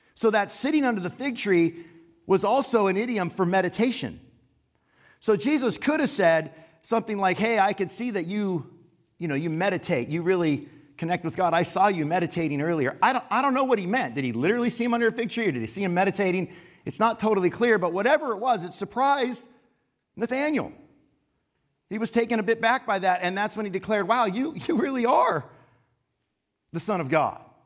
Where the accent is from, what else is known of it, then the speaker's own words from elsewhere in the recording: Los Angeles, California, United States; I grew up in the San Fernando Valley